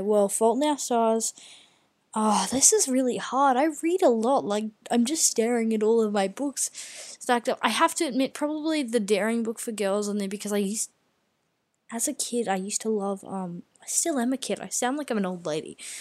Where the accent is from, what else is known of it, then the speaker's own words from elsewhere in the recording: Australia; being Australian